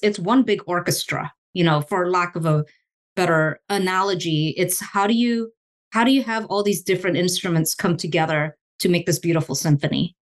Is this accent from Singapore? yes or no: yes; Singapore; moved away as an adult; also born or lived in Indonesia; now in United States; I was born in Indonesia and I grew up in Singapore.